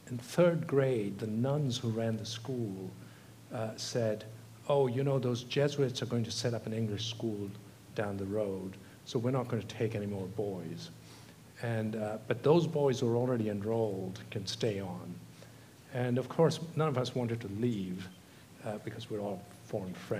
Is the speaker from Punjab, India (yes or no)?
no; Gujarat, India; also born or lived in Australia / Tamil Nadu; now in United Kingdom; when I was 3, they moved to Gujarat